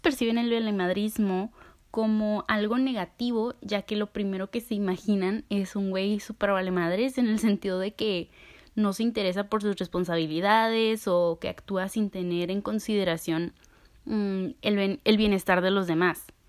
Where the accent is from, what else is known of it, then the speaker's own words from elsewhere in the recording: Mexico; soy orgullosamente mexicana